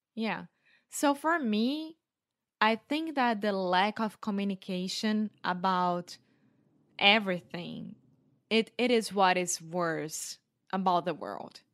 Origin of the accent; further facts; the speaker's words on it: Brazil; English is a second language; now in Porto, Portugal; I grew up in Brazil